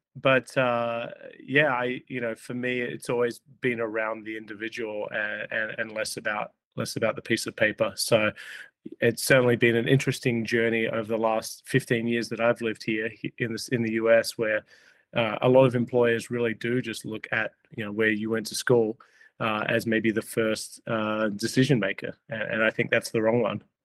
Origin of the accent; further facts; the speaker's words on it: Australia; moved away as an adult; now in Minneapolis, United States; I grew up in Australia